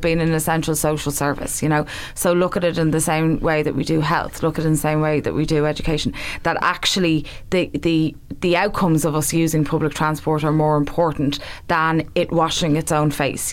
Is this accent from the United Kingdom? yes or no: no; Dublin, Leinster, Ireland; I'm very much from there, of there, remember from a long time